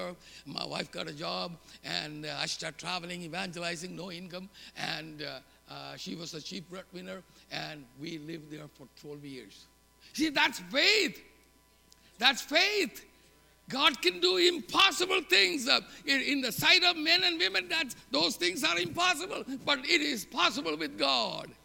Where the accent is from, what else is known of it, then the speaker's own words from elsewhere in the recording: South India, India; English is a second language; moved away as an adult; now in United States; I lived in the southern tip of India. I learned English from sixth grade on.